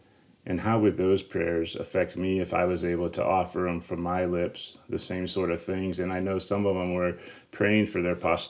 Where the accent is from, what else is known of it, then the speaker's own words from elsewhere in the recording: Northwest Ohio, United States; because we grew up in Northwest Ohio.